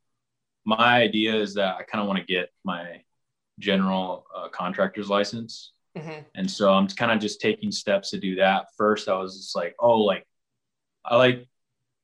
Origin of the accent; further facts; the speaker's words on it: San Diego area, California, United States; I've been born and raised here